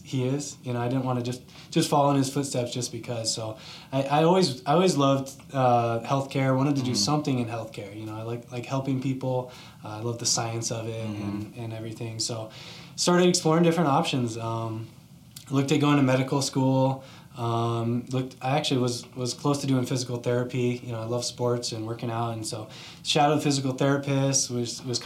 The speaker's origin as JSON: {"language": "English", "town": "Scottsdale", "region": "Arizona", "country": "United States", "tie": "born or raised there", "also_born_or_lived": "Virginia / Colorado", "said": "I actually was born in Virginia, but was raised out here. Grew up in Scottsdale. I've been here since I was two, so consider myself a native"}